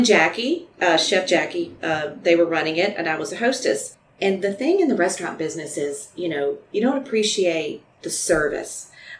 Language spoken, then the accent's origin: English; Baton Rouge, Louisiana, United States; also born or lived in Lake Charles; And grew up here. So I'm really from Baton Rouge.